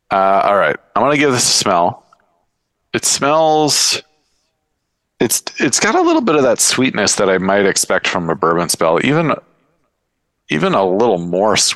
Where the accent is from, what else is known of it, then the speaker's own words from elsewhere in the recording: Seattle, Washington, United States; I'm from Seattle.